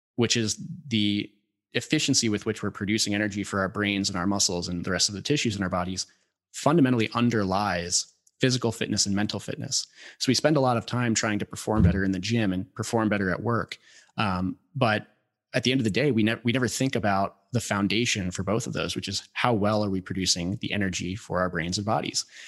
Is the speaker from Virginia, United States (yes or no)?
yes; Northern Virginia, United States; I grew up in Northern Virginia, uh, a little bit south of D C, had, uh, big property